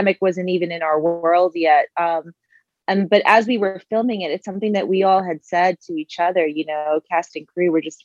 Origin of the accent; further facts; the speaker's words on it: Long Beach, New York, United States; also born or lived in South Korea / Dominican Republic; predominantly grew up on Long Island in New York